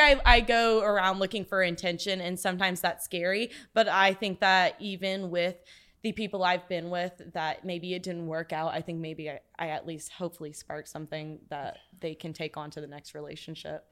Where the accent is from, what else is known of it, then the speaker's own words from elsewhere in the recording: Corsicana, Texas, United States; from Corsicana, Texas